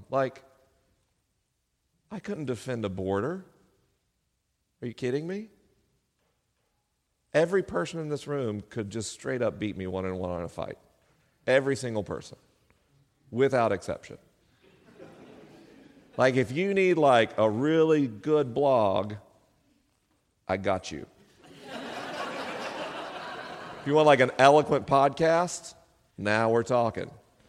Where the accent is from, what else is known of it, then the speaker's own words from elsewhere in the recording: the South, United States; accent: southern; I spent 12 years trying to erase my southern accent as a kid. And all of us southerners who are leaving the South in droves for the coasts